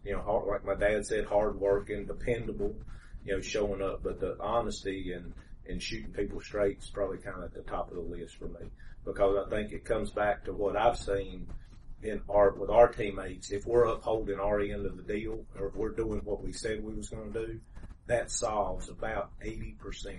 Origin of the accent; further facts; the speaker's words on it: Greensboro, North Carolina, United States; I was born and raised here in Greensboro